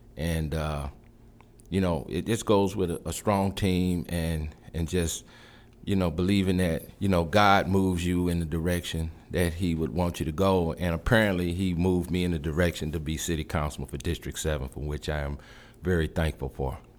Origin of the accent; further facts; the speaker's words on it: St. Louis, Missouri, United States; moved away as an adult; also born or lived in Nashville, Tennessee; now in Chattanooga, United States; I was born and raised in Saint Louis, Missouri.